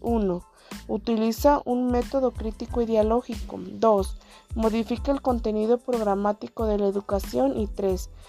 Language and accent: Spanish; Oconahua, Jalisco, Mexico; soy de Oconagua